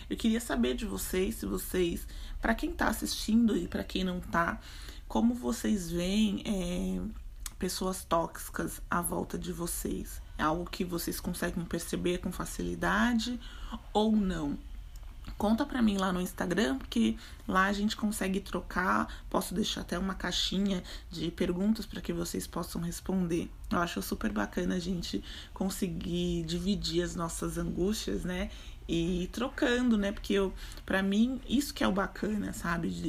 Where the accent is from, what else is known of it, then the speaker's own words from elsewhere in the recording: São Paulo, Brazil; Para quem não sabe, sou de São Paulo.